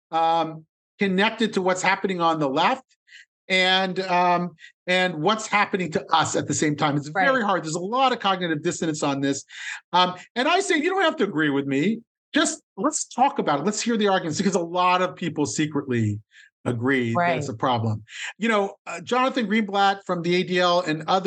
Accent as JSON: {"language": "English", "town": "Columbus", "region": "Ohio", "country": "United States", "tie": "born or raised there", "said": "I grew up in Columbus, Ohio in the 1970s and 80s"}